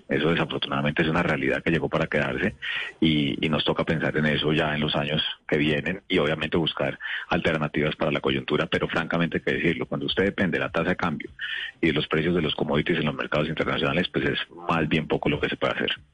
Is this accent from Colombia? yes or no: yes; Bogotá, Colombia; Yo soy de Bogotá con espíritu bayuno